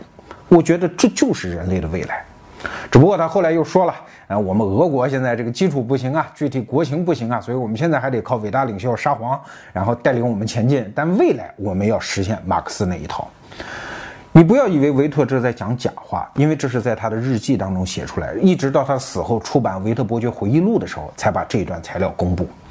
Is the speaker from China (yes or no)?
yes; China; 我们中国人